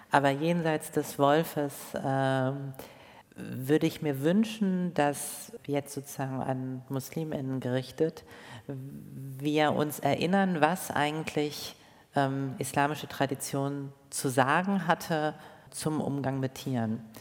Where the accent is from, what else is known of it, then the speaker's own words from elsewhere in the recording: Rhineland, Germany; ob ich jetzt in Berlin Mitte lebe oder im Rheinland, da wo ich aufgewachsen bin